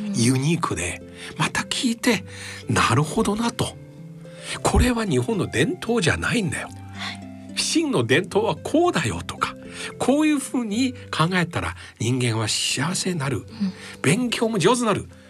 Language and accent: Japanese; China; now in Japan; 私も中国出身で小学校でそろばんの授業ありました